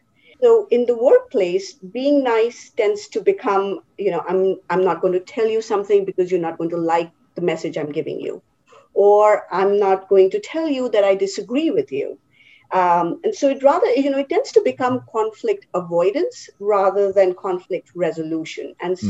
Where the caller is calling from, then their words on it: New Jersey, United States; So I am in my home office in New Jersey. Been in New Jersey for about 5 years now.